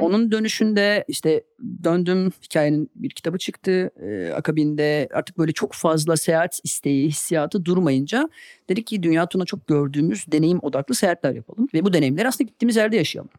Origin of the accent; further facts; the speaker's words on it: Karabük, Karabük Province, Turkey; moved away as an adult; also born or lived in Istanbul; ben de küçük bir şehirde doğdum Karabük'te ve İstanbul'a ilk geldiğimde 18 yaşındaydım.